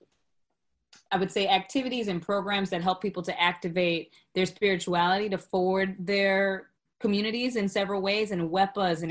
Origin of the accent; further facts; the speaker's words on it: Florida, United States; now in New York, United States; I'm originally from Florida